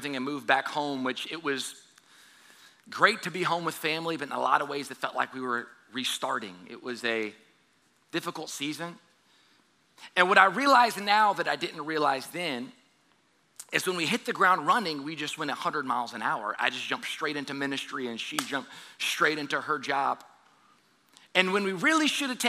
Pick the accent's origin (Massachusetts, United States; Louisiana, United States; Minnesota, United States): Louisiana, United States; South; moved away as an adult; also born or lived in Southern California; I'm born and raised in South Louisiana